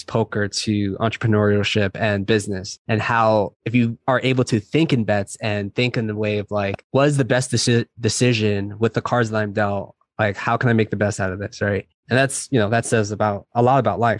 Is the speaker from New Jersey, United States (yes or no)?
yes; New Jersey, United States; now in San Diego, United States; So I'm from originally from New Jersey. I live in San Diego right now.